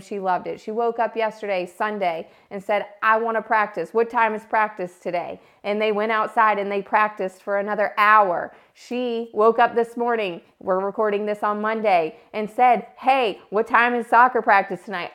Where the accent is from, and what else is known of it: South Boston, Virginia, United States